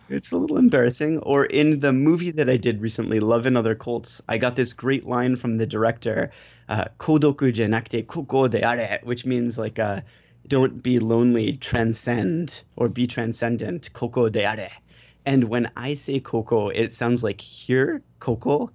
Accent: United States; accent: American; now in Japan; I'm American, and when I speak Japanese, I have a horrible, horribly American accent

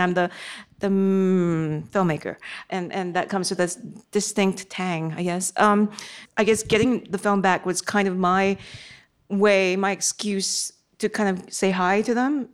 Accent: Singapore; I was a teenager then growing up in Singapore

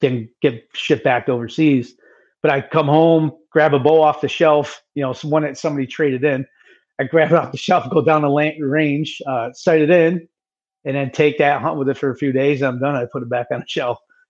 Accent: Oneida, New York area, United States; that's my hometown area. Right down the road is where they came, Oneida, New York

